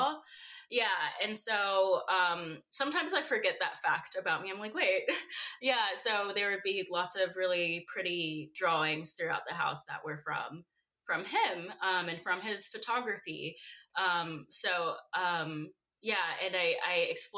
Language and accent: English; Roanoke, Virginia, United States; in a town called Roanoke, Virginia